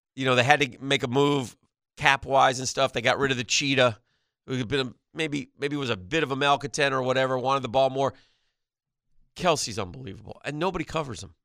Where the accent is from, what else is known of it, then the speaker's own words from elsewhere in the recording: New York, United States; That's my home state